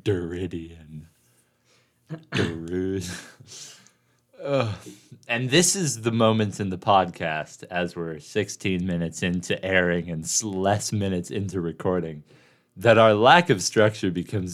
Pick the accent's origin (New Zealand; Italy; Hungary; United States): United States; Portland, Oregon; I'm from Portland, Oregon